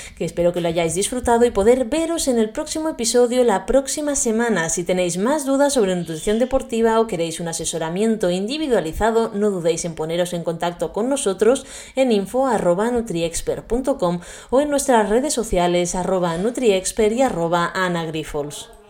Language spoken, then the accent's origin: Spanish; Garraf area, Catalonia, Spain; born or raised there